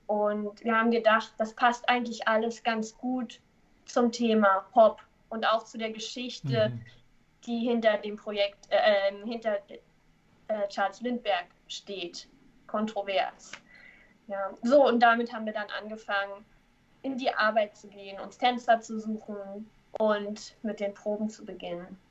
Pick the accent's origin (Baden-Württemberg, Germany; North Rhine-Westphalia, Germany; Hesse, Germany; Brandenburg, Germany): Brandenburg, Germany; Neuruppin; now in Hamburg, Germany; ursprünglich komme ich aus Neuruppin. Das ist ähm, nördlich von Berlin.